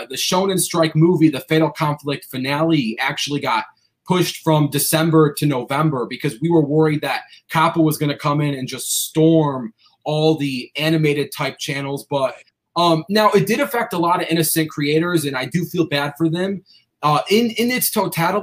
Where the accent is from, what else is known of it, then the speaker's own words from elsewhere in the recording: Cleveland, Ohio, United States; I grew up in Cleveland, so I'm like a diehard Cavaliers fan